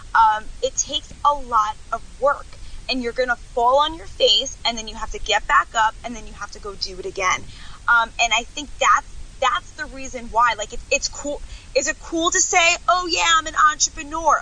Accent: Long Island, New York, United States; Stayed here my whole life, the whole beginning of my life.

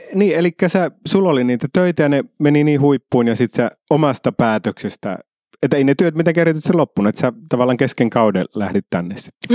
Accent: Iisalmi, North Savo, Finland; moved away; also born or lived in Helsinki; mä oon Iisalmesta, niin Iisalme on erilainen

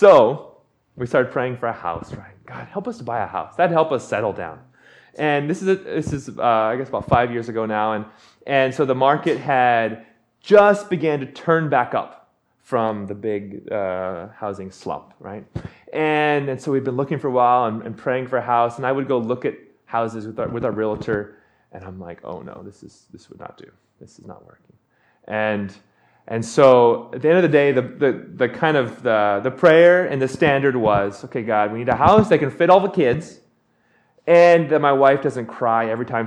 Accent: Big Island, Hawaii, United States; moved away as an adult; now in Portland, United States; I'm from Hawaii. And she, we got married, and we moved back to my hometown on the Big Island

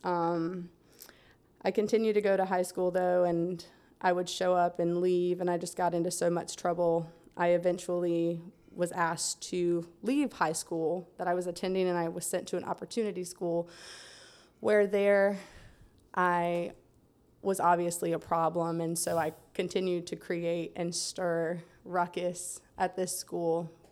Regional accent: Lake Wales, Florida, United States; I'm from Central Florida. I was born in Lake Wales

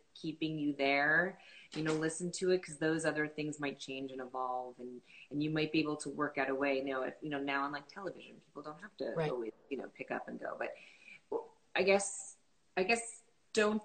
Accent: New York, United States; I was raised in New York, and I was working in New York

